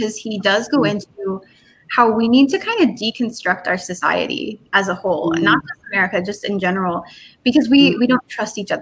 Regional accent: the North, United States; moved away; also born or lived in the South; I grew up in the North

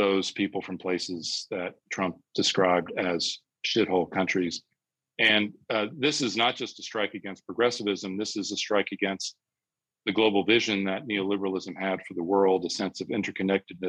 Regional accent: United States; moved away as an adult; now in England, United Kingdom; I'm an American living in Britain

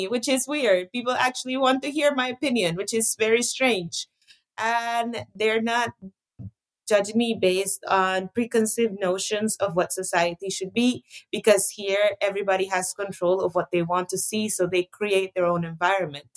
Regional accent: Costa Rica; growing up in Costa Rica, we grew up privileged in the sense that there wasn't any censorship per se

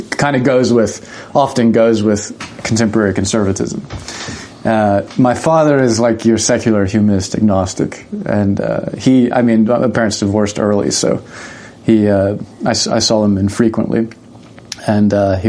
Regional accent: the South, United States; I was raised so in the South. The Bible Belt, of course, Protestantism is the norm

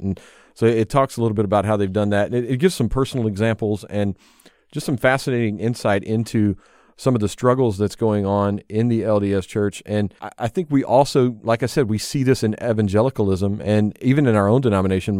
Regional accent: the South, United States; Elizabeth and I growing up in the South

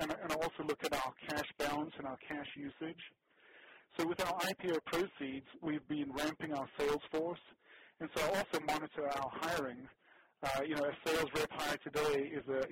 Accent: South Africa; now in United States; So South Africa is my origin. I was born and raised in South Africa, and then we moved to America in 85

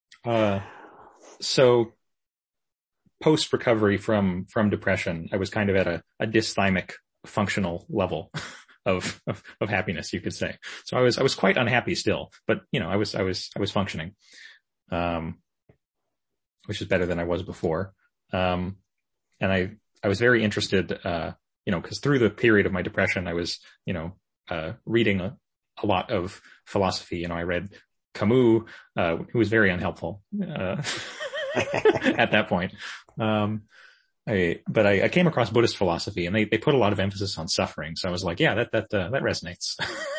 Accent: Victoria, British Columbia, Canada; Victoria, British Columbia. That's okay. Kind of my hometown

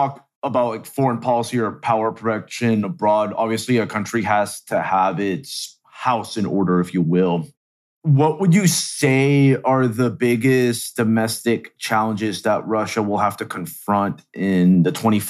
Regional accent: Venezuela; moved away; I'm actually originally from Venezuela

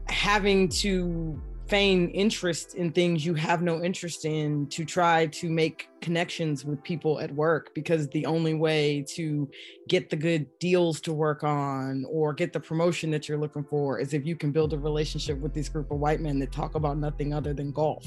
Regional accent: Philadelphia, Pennsylvania, United States; we're both from Philly and we went to school together

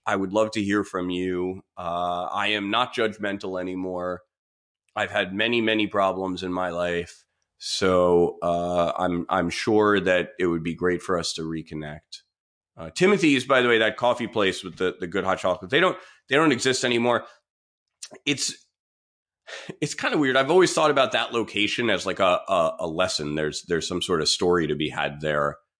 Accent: New York City, New York, United States; I grew up on the Upper West Side in one of those pre-war co-ops

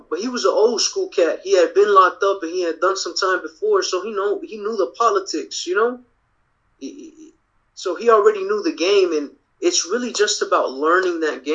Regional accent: Dallas, Texas, United States; I'm from Dallas

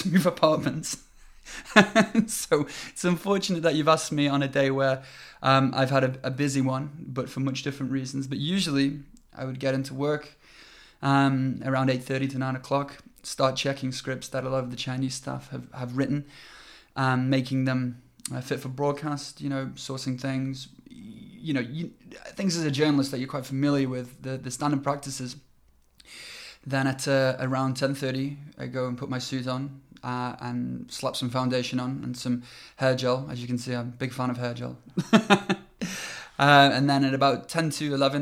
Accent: United Kingdom; now in China; I'm British

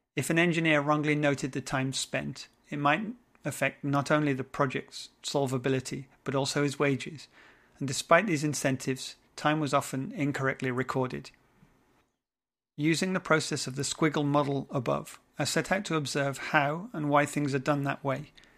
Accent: England, United Kingdom; now in French West Indies; I'm an Englishman in the French West Indies

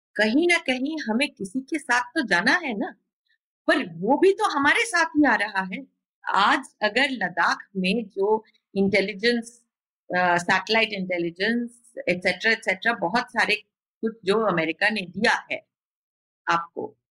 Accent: West Bengal, India; हम बंगाल से हैं

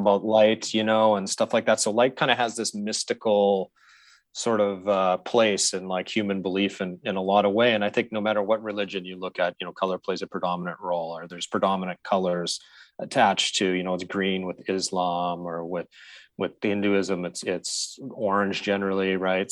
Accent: Saskatoon, Saskatchewan, Canada; I grew up in Saskatchewan. And so I grew up in Saskatoon

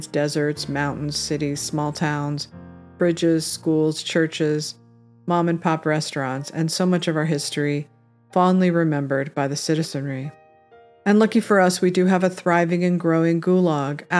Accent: United States; I am an American living as an outsider in my own country

